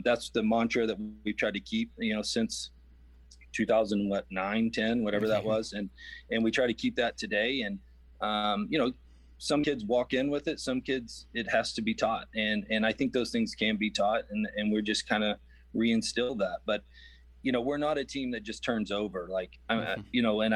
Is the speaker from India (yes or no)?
no; West Texas, United States; I grew up in West Texas, man. This is home to me